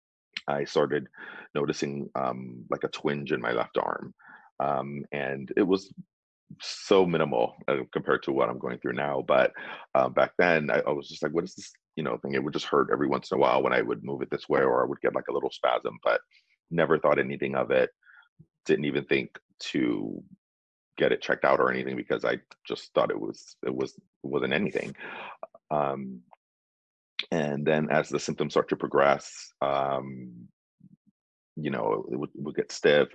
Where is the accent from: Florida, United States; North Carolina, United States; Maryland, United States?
Florida, United States; moved away as an adult; also born or lived in California; now in Bay Area, United States; I'm originally from Florida